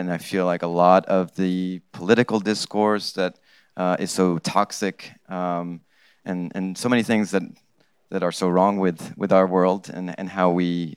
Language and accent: English; Morocco; English is a second language; I grew up in Morocco